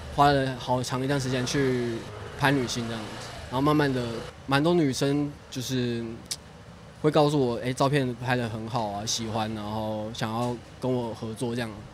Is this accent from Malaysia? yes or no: yes; Malaysia; now in Taiwan; 我家，家乡，嘉博，我们那个城市叫嘉博，超远